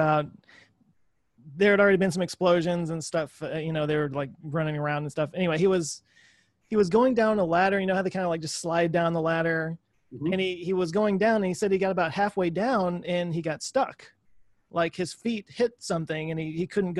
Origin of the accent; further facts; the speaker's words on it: Dallas, Texas, United States; Being in Texas, I'm from Dallas